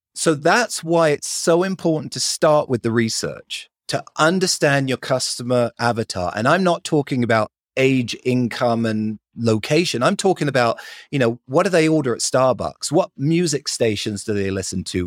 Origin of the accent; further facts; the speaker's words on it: London, United Kingdom; accent: British; moved away as an adult; now in Salt Lake City, United States; I grew up in London, lived there for 20 years